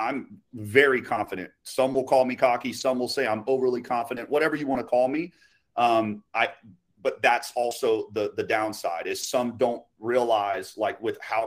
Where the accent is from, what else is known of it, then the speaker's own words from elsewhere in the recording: Haines City, Florida, United States; I'm from Haines City, small city. All there used to be is orange groves in a couple neighborhoods back when I was born in 1991. So, but yes, born and raised.